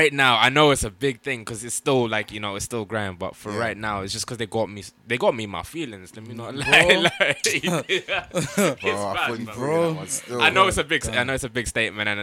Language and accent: English; Zimbabwe; moved away; I grew up in Zimbabwe